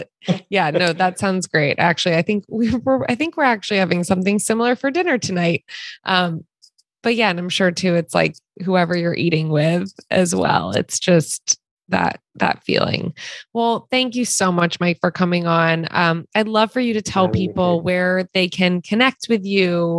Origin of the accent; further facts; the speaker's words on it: East Coast, United States; also born or lived in Wilmington, North Carolina; now in California, United States; we're originally from the East Coast